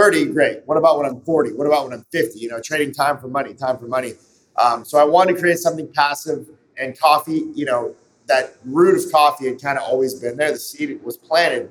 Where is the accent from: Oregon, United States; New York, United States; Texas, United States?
Oregon, United States; also born or lived in Los Angeles, California; I grew up in Oregon